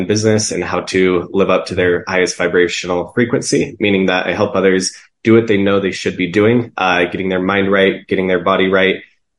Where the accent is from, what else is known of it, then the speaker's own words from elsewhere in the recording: Salt Lake City, Utah, United States; born and raised here in Salt Lake City, Utah